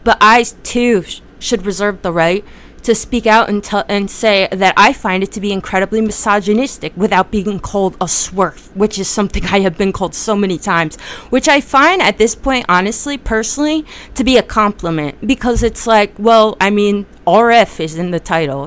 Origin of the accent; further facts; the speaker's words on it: New Jersey, United States; I'm from Jersey